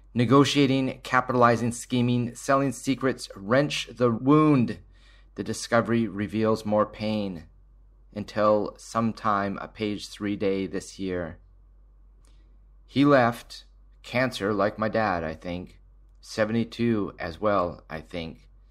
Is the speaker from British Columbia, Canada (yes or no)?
yes; Surrey, British Columbia, Canada; I grew up in Surrey in the seventies and eighties